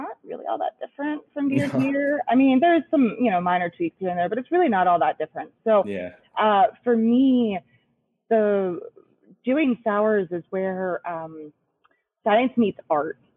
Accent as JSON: {"language": "English", "town": "Harrisburg", "region": "Pennsylvania", "country": "United States", "tie": "born or raised there", "said": "I grew up in Harrisburg, just right up the road from the Susquehanna"}